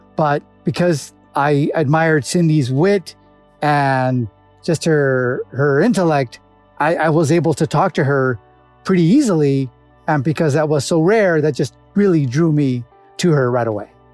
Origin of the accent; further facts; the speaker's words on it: Los Angeles, California, United States; originally from Los Angeles, California